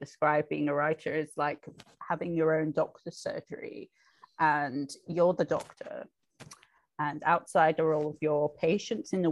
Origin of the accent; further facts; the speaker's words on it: United Kingdom; as a Brit